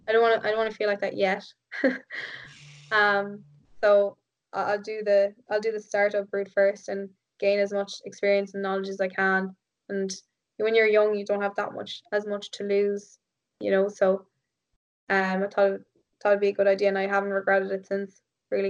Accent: Ireland; at the weekend I was like back to being Irish again

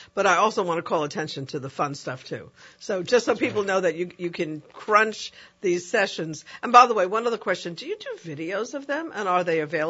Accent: New York City, New York, United States; my junior high school in the Bronx

